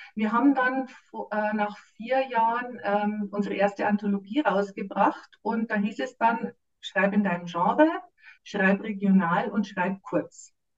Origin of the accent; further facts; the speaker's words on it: Munich, Bavaria, Germany; moved away as an adult; now in Wasserburg am Inn, Germany; ich bin geborene Münchnerin, wobei damals waren wir schon immer in München